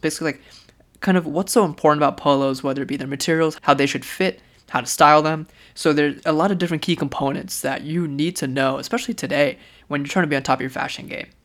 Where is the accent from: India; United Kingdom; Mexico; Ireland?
India; as an Indian